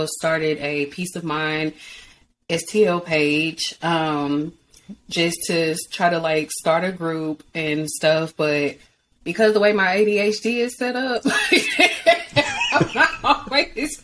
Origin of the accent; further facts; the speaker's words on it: St. Louis, Missouri, United States; I'm from St. Louis